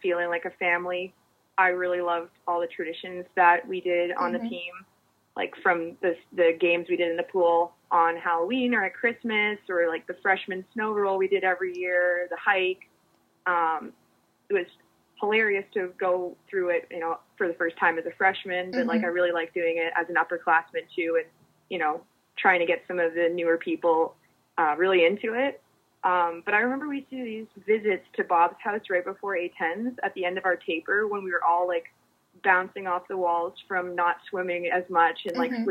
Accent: Canada; moved away as an adult; I'm from Canada and it was my first time living outside of my country.

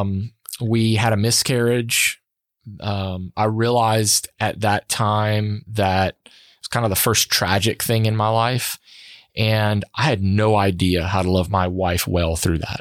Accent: Sunset, Louisiana, United States; I grew up in Acadiana

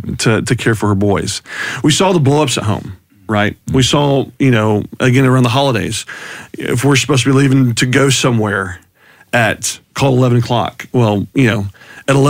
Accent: Houston, Texas, United States; I was raised in Houston by two parents that genuinely loved us kiddos

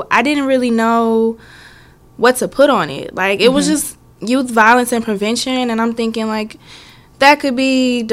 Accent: Missouri City, Texas, United States; I am from Missouri City, Texas, and I went to Thurgood Marshall High School

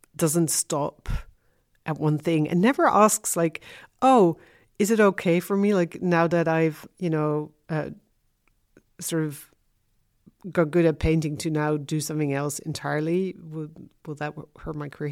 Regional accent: Haarlem, North Holland, Netherlands; moved away; also born or lived in London / Amsterdam; I'm originally from Haarlem

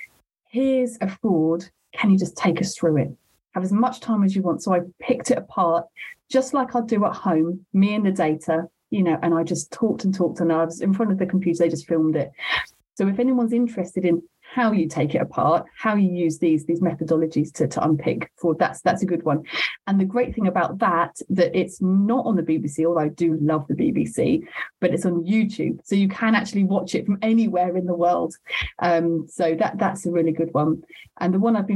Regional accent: London, United Kingdom; I am from South London and London is my home

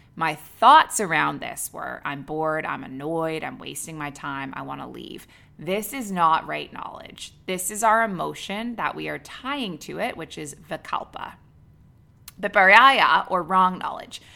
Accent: Canada; moved away as an adult; also born or lived in Dubai / Abu Dhabi; now in Bali, Indonesia; I'm a Canadian who moved across the world at age twenty-three, and I never went back

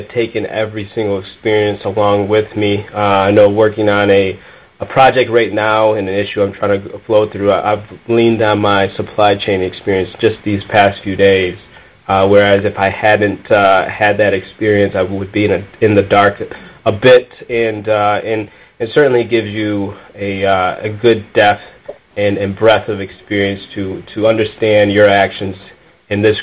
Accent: Detroit, Michigan, United States; I am born and raised in the Metro Detroit area

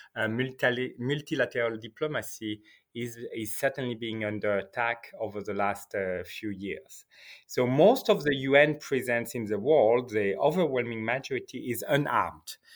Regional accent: Geneva, Switzerland; now in Iraq; I'm born in Geneva

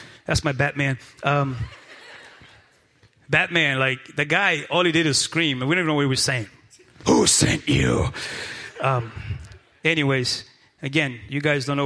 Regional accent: Praia, Santiago, Cape Verde; moved away; I was born and raised in Cape Verde Islands, in the best island of all the 10. I was born and raised in Praia Santiago.

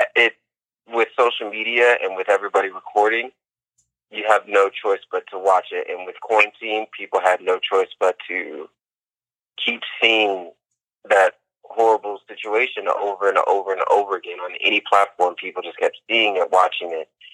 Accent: Indiana, United States; My hometown is Indiana, so racism isn't something um, new, of course, especially coming from such a conservative state. That's something that I've seen. I've seen at a young age, um, just growing up there

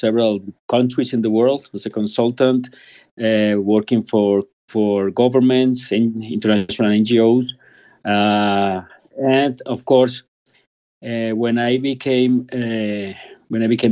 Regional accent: Bogota, Colombia; also born or lived in United Kingdom; Since I was a kid in Colombia, I was born in Bogota 50 years ago.

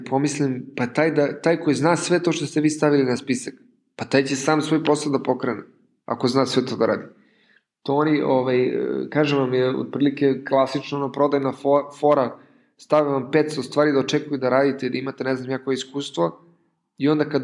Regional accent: Serbia; kod nas u Srbiji

